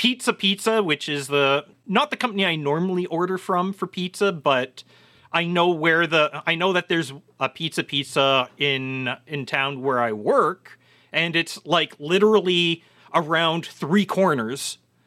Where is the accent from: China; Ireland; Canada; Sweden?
Canada; No, we're not that. Well, okay, maybe in southwestern Ontario that's true. But the rest of Canada, we're not the same sort of ketchup fiends.